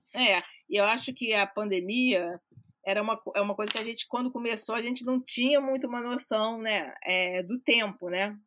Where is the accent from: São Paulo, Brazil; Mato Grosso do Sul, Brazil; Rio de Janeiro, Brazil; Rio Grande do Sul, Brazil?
Rio de Janeiro, Brazil; also born or lived in Minas Gerais; eu sou carioca, então o próprio, nem sou, sou mineira, mas eu sou quase carioca, né? Sou crescida no Rio de Janeiro